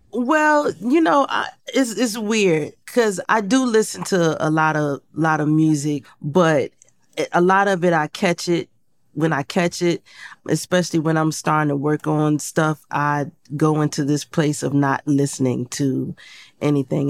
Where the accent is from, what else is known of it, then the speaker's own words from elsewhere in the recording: Portsmouth, Virginia, United States; moved away; I grew up in Portsmouth, Virginia.